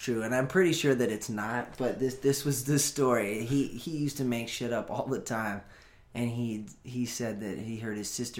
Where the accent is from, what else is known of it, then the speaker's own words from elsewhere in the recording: Los Osos, California, United States; I'm from a small town called Los Osos.